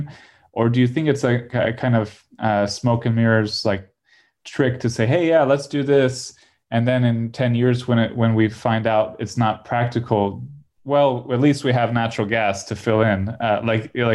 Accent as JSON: {"language": "English", "region": "Florida", "country": "United States", "tie": "born or raised there", "said": "I'm from Florida"}